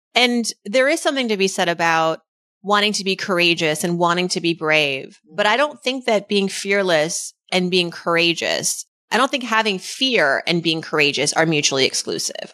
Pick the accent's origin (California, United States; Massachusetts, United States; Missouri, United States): Massachusetts, United States; Worcester; growing up, the daughter of immigrants in Worcester, Massachusetts in the eighties